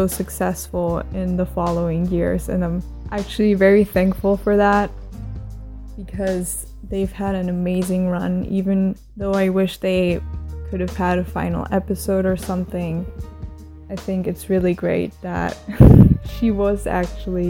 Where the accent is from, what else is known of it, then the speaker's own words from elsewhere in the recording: Germany; I'm from Germany